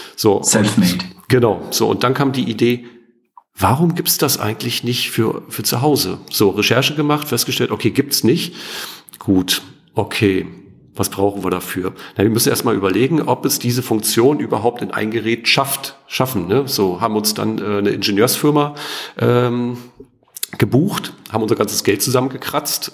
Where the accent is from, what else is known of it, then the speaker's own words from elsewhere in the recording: East Germany, Germany; Ich bin ja ostsozialisiert. Also das heißt, ich bin in der DDR geboren und groß geworden, habe die ersten 14 Jahre meines Lebens in der DDR ähm, oder bin aufgewachsen.